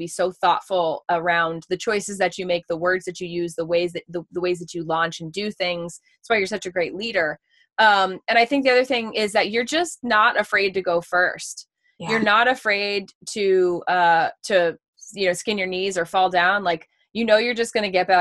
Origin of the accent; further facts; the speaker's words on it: New Hampshire, United States; also born or lived in Reading, Massachusetts; I'm from originally Reading, Massachusetts, which is like a little outside the city of Boston. And then we moved to New Hampshire when I was about 10 years old